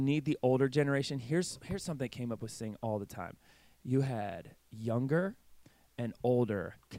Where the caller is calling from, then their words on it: England, United Kingdom; I'm coming from, you know, England, which is Oxford's in England, right?